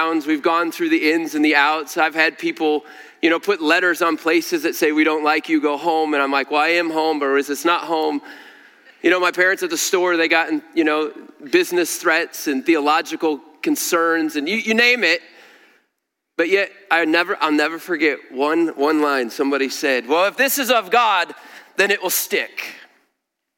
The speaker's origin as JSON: {"language": "English", "town": "Middlebury", "region": "Indiana", "country": "United States", "tie": "born or raised there", "said": "I grew up in Middlebury, 711 Highland Drive"}